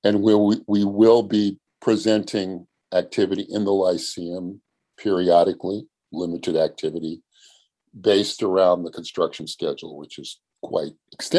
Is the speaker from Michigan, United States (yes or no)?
no; California, United States; I was born and raised in San Diego County.